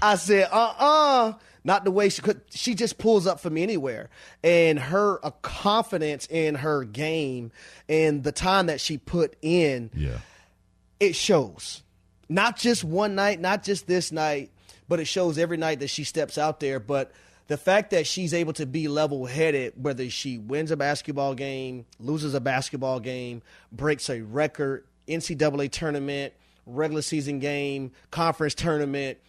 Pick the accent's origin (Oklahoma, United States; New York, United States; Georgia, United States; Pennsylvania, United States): Georgia, United States; Atlanta; I'm from Atlanta. That's where I do the show from